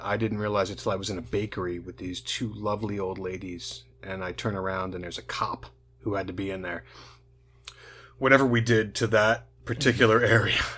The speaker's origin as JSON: {"language": "English", "town": "New City", "region": "New York", "country": "United States", "tie": "born or raised there", "said": "I grew up on a street in New City, New York."}